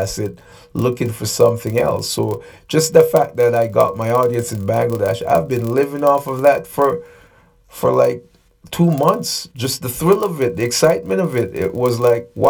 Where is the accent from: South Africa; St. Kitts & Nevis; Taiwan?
St. Kitts & Nevis; Nevis; now in Canada; I'm from a country called Nevis, just to get to the point. There's about 15 to 20,000 people. I now live in Canada